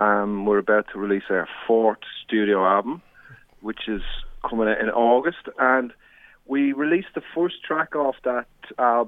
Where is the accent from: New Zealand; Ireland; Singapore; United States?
Ireland; Dublin, Leinster; moved away as an adult; now in Australia; I came over here from Ireland, originally from Dublin. I came over here 22 years ago for a one-year working